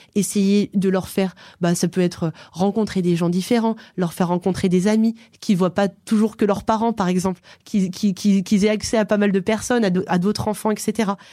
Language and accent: French; Aix-les-Bains, Auvergne-Rhône-Alpes, France; Je viens d'Aix-les-Bains. C'est une ville en Savoie, au bord du lac du Bourget